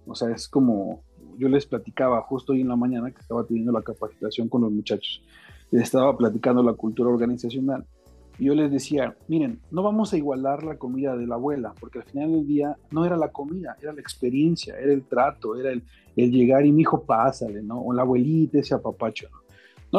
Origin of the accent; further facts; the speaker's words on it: Mexico City, Mexico; now in Querétaro, Mexico; soy nativo de la Ciudad de México